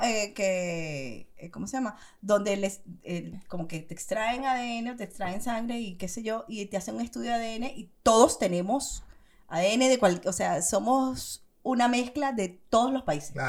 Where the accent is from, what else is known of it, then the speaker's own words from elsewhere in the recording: Venezuela; moved away as an adult; now in Chile; nosotros los venezolanos